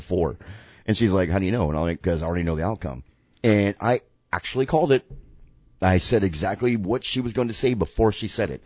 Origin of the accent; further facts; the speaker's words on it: the South, United States; we are white and from the South